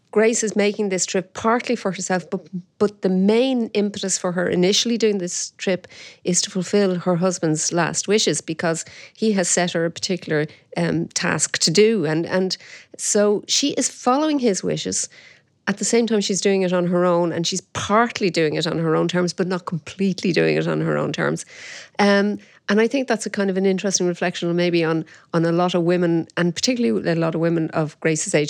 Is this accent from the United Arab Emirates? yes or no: no; Dublin, Leinster, Ireland; my dad was from the Liberties, and we had, um, uh, a grocery shop in the Liberties.